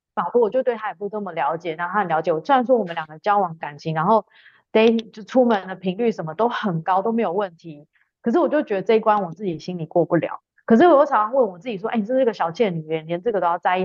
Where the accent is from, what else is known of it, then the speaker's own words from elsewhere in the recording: Taiwan; moved away as an adult; also born or lived in Sweden; now in Denmark; 我基本上是台湾长大一个女生，中间一度有到瑞典念书，然后呢，也跟大家一样是个上班族